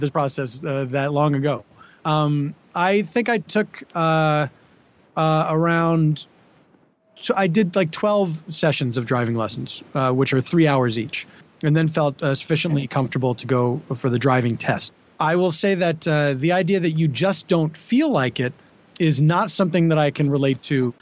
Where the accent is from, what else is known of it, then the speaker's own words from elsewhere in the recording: Philadelphia, Pennsylvania, United States; also born or lived in New York City; now in Los Angeles, United States; I grew up in Philadelphia, where it was uh, pretty easy to get around without a car.